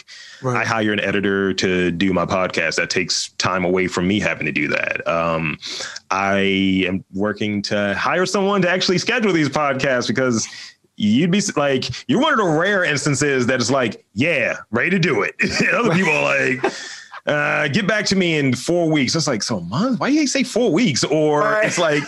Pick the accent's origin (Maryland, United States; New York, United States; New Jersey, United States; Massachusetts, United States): Maryland, United States; Baltimore; because I'm from here. I'm from Baltimore. Always lived here. I feel like I need to have, like, that Baltimore accent filter because I don't have one, unfortunately.